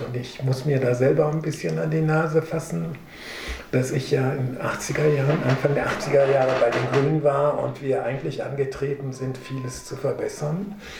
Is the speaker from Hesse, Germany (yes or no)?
yes; Marburg, Hesse, Germany; dass ich aus Essen bin, aus Marburg